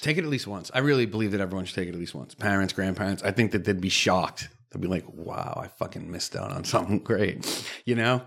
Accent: Cape Cod, Massachusetts, United States; I grew up on the Cape

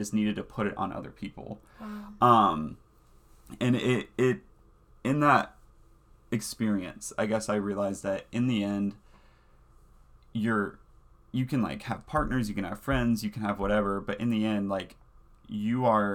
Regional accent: the South, United States; accent: Southern; moved away; being gay, growing up in the South, like growing up in the church

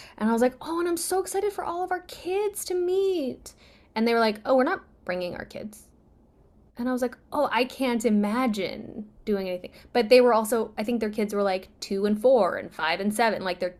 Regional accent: Uzbekistan; born there; I was born in Uzbekistan, which used to be a part of the Soviet Union.

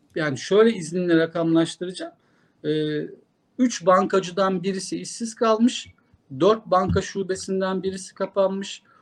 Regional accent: Kırklareli, Turkey; moved away; Ben Kırklareli'de böyle bakkaldan hallice bir markette hep, e, çocukluğum, gençliğim geçti.

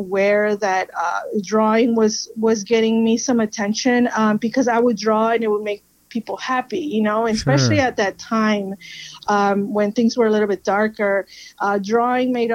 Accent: Miami, Florida, United States; moved away; also born or lived in Peru; I am from Miami. I was raised there. I was born in Peru.

